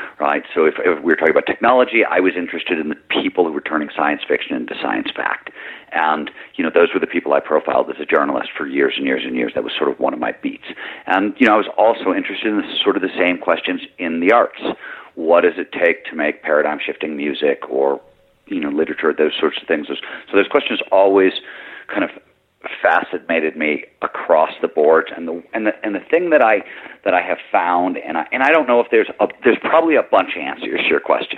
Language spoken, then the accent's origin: English; Midwest, United States; I grew up in the Midwest